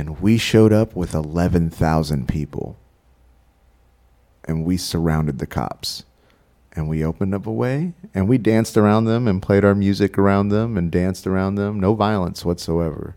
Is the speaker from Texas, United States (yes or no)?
yes; Texas, United States; moved away; also born or lived in San Marcos, Texas / Houston, Texas / Portland, Oregon; I'm from Texas. I don't know if you know this about us Texans